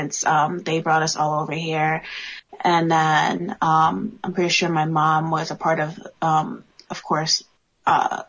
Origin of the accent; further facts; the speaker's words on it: New York, United States; moved away; growing up in New York